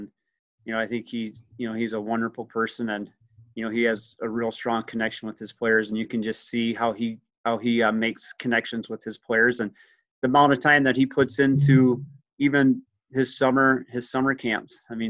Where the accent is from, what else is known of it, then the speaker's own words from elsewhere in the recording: Fulda, Minnesota, United States; now in Marshall, United States; I grew up in Fulda, Minnesota, which is about 45 miles to the south of Marshall.